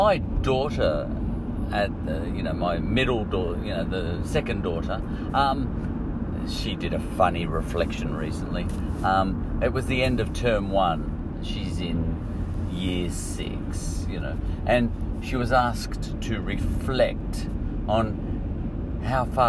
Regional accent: Australia; We're both Aussies

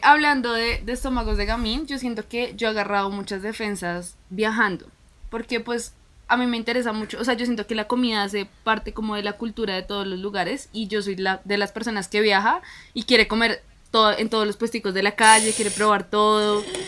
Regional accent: Colombia; en nuestra cultura, en Colombia, somos muy de abrazar

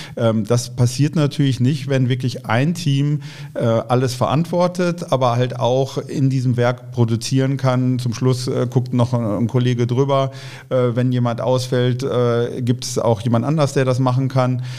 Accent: Bochum, North Rhine-Westphalia, Germany; in Bochum, wo ich herkomme, wo ich groß geworden bin

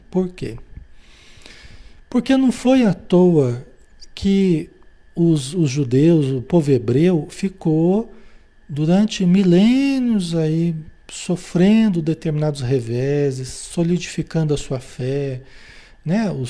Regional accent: Marília, São Paulo, Brazil; born there; E a gente ia para Marília, São Paulo, a cidade onde eu nasci, né? Onde a família toda é espírita tal

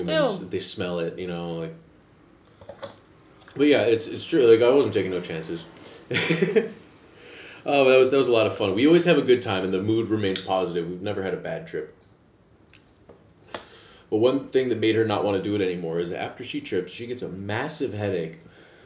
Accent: near Downers Grove, Illinois, United States; near where I'm from Downers Grove, Illinois, which is really close. This is the suburbs that I'm from.

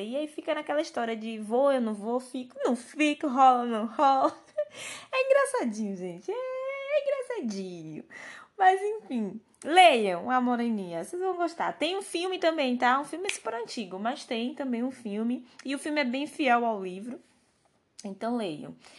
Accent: Brazil

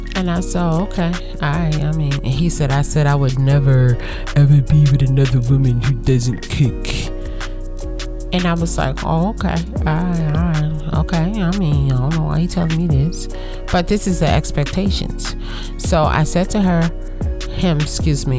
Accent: United States; I'm African American

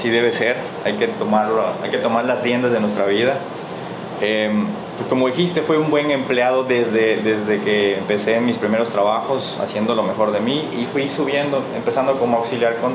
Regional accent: Chiapas, Mexico; also born or lived in Tenosique, Tabasco; now in Mérida, Mexico; Tengo más de 15 años aquí en, en Mérida, entonces yo nací en Emiliano, en Tabasco, en Tenosique, Tabasco, ahí nací, luego me fui a, mi familia fue a radicar a Chiapas, un lugar de Chiapas

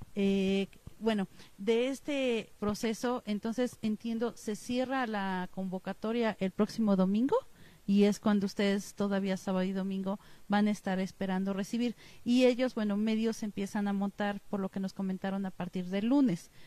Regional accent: Mexico; como somos los mexicanos

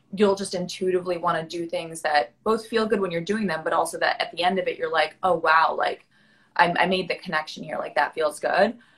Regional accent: New York City, New York, United States; I'm from New York City. I born and raised, grew up here on the Upper West Side where I am right now

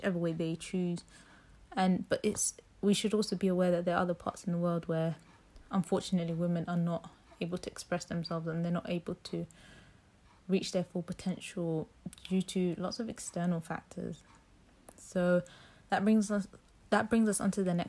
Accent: London, United Kingdom; growing up in London

